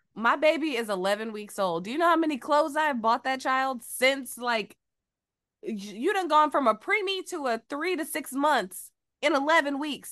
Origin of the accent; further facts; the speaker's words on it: Georgia, United States; also born or lived in Phenix City, Alabama; now in Los Angeles, United States; I am from Georgia